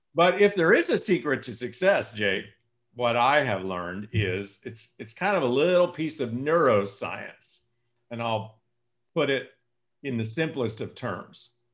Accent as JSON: {"language": "English", "area": "San Joaquin Valley", "region": "California", "country": "United States", "tie": "born or raised there", "also_born_or_lived": "Coeur d'Alene, Idaho", "moved": "as an adult", "lives_now": "Lanai, United States", "said": "I grew up in the San Joaquin Valley of California"}